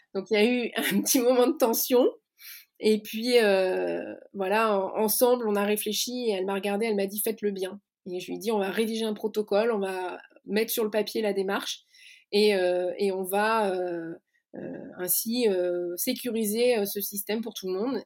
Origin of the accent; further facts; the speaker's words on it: Lannion, Brittany, France; also born or lived in Paris; now in Rennes, France; je suis née à Lannion, euh, en plein cœur du Granit Rose, qui est une région euh, qui m'est chère. Et puis j'ai grandi euh, en Bretagne